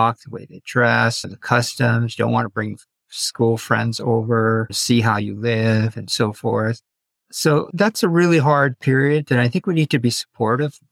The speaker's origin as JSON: {"language": "English", "country": "United States", "tie": "born or raised there", "said": "I was an ABC because I was born in this country, American-born Chinese"}